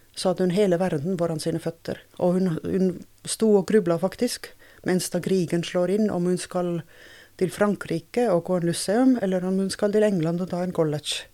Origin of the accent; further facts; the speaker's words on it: Tartu, Tartu County, Estonia; Norwegian is a second language; moved away as an adult; now in Norway; jeg er fra Estlands nest største by, så jeg er en byjente